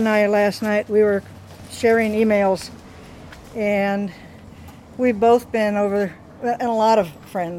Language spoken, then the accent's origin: English; United States; we are American